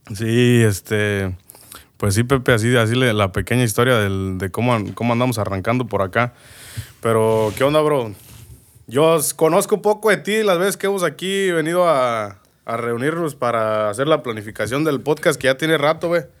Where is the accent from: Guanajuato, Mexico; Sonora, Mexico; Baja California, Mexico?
Guanajuato, Mexico; Moroleón; now in United States; Nací, crecí en Moroleón, Guanajuato.